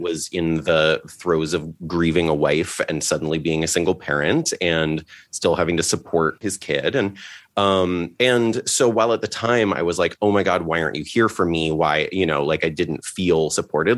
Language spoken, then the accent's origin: English; Litchfield, Connecticut, United States; also born or lived in Seattle; now in Los Angeles, United States; I grew up in Litchfield